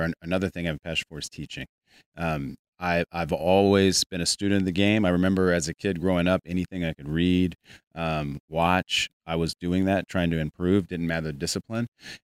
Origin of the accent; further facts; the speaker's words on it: West Coast, United States; also born or lived in Arizona; now in Weatherford, United States; I'm originally from the West Coast. I was in Arizona for about 25 years, and now I'm in Texas. I'm a big Texan, Weatherford, Texas.